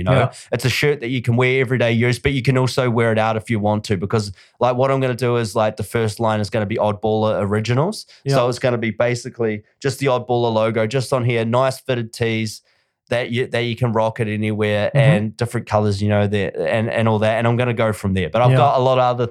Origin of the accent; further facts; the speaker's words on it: New Zealand; now in Australia; I'm from New Zealand. I still call New Zealand home, even though I own a home here.